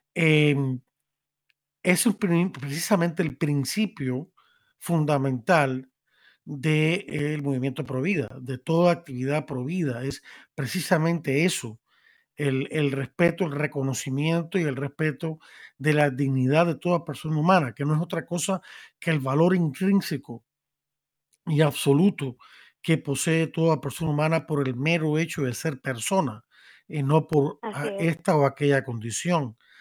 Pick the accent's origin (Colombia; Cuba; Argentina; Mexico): Cuba; now in Miami, United States; Como soy de Cuba